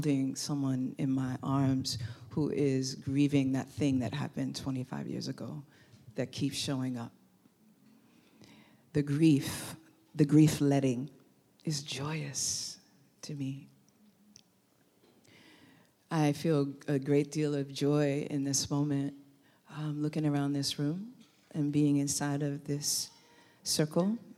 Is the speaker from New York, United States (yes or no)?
yes; New York City, New York, United States; moved away as an adult; also born or lived in Oakland, California; when I lived in Brooklyn, because I'm from New York